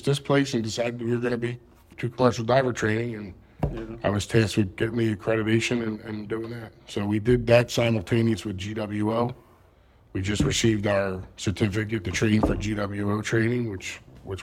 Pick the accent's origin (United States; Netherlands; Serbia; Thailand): United States; Philadelphia, Pennsylvania; I'm from Philadelphia